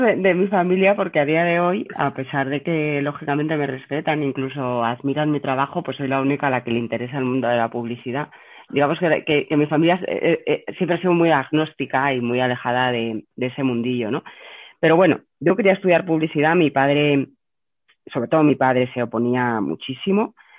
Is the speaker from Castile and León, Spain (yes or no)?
yes; Burgos, Castile and León, Spain; moved away as an adult; also born or lived in Madrid; había estado toda mi infancia en Burgos